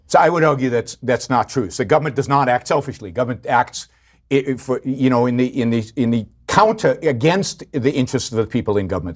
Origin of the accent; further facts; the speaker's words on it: Israel; I grew up in Israel.